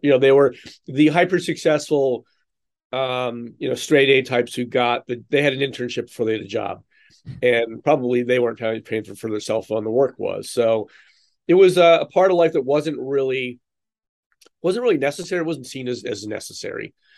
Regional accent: East Coast, United States; now in Chicago, United States; I grew up on the East Coast

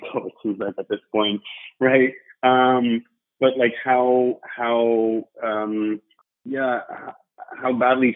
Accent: Belgium; moved away as an adult; also born or lived in London; I'm from Belgium originally. Was born and raised there

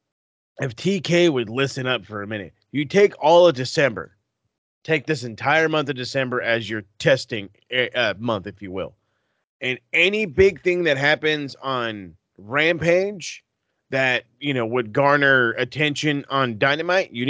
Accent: California, United States; I'm from Cali

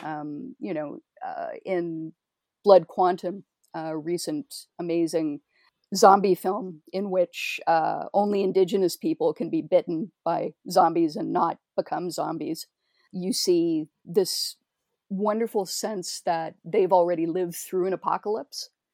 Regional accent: Toronto, Ontario, Canada; as a Canadian

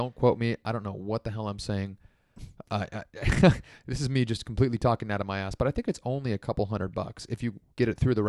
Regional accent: South Africa; Hey, I'm from South Africa. I didn't understand.

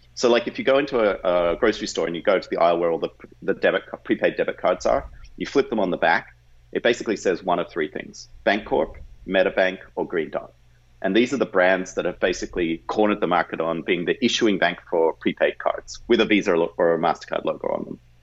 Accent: Australia; moved away as an adult; now in United States; I grew up in Australia

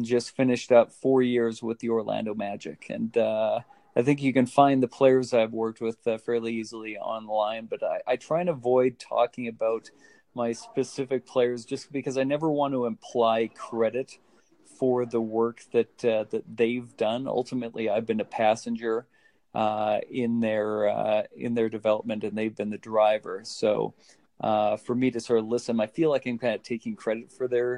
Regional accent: Calgary, Alberta, Canada; here in my hometown of Calgary, Alberta

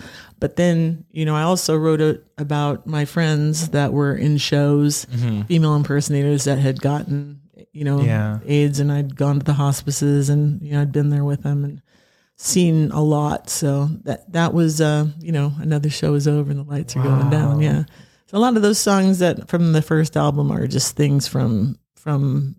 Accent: Pacific Northwest, United States; I grew up in the Northwest, you know, I've done all the Heart covers

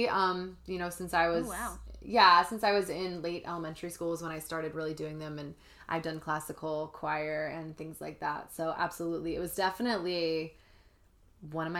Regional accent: New Jersey, United States; moved away as an adult; now in Los Angeles, United States; I'm from New Jersey originally

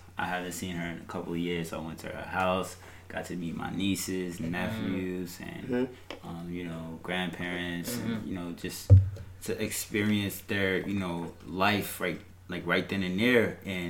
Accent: United States; I was born in America

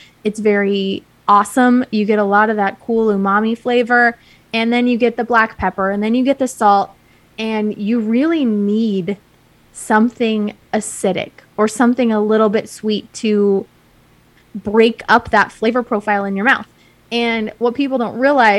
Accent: Utah, United States; I grew up in Utah. We really don't have a long barbecue culture history here.

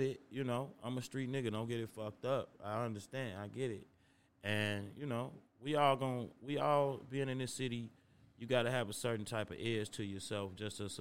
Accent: Chicago, Illinois, United States; growing up as a Chicago kid

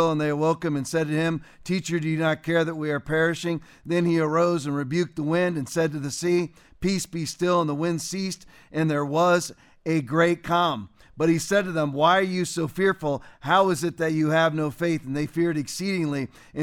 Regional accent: Englewood, Florida, United States; Inglewood, Florida, which is basically my hometown, it's where I went to school, went to high school, went to middle school

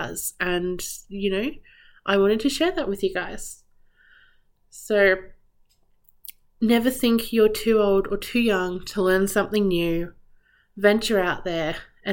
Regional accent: Australia; Growing up in Australia, we're always surrounded by beaches.

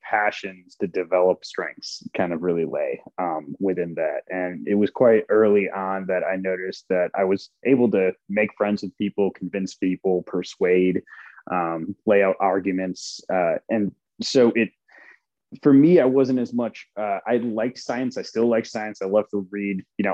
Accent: Wisconsin Rapids, Wisconsin, United States; English is a second language; growing up in Wisconsin

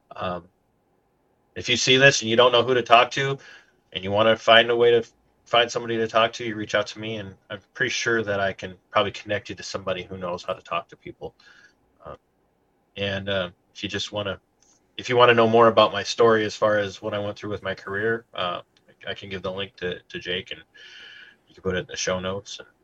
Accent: Minnesota, United States; I'm Minnesotan

